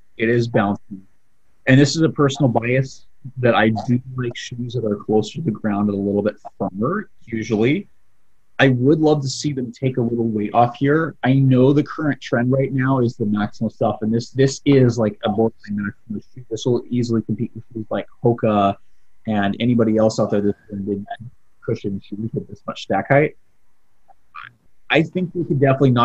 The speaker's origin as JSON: {"language": "English", "town": "Portland", "region": "Oregon", "country": "United States", "moved": "yes", "said": "I'm from Portland"}